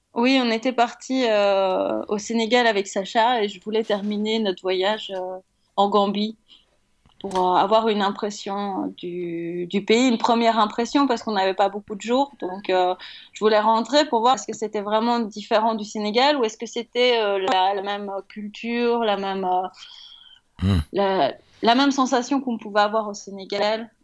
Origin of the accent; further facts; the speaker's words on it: Belgium; en tant que Belge